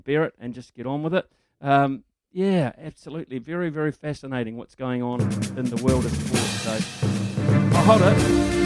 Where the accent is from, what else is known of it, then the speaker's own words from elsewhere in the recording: Whanganui, Manawatū-Whanganui, New Zealand; I grew up in Whanganui.